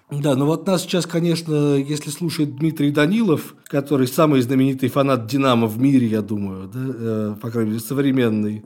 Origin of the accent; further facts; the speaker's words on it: Ilyinsky, Moscow Oblast, Russia; я э, рос в Раменском районе